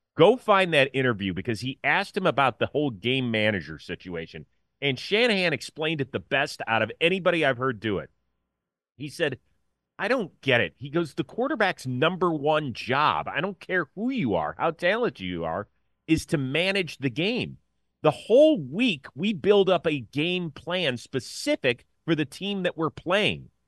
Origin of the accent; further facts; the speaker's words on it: Cleveland, Ohio, United States; now in Los Angeles, United States; I grew up in Cleveland